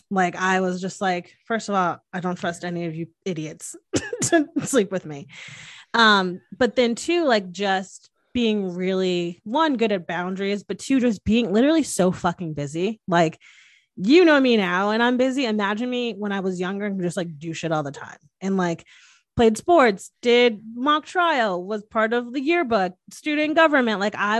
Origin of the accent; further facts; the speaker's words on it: Northeast, United States; Oh yeah, I swear I can say. I'm from the Northeast. I swear I can freaking say.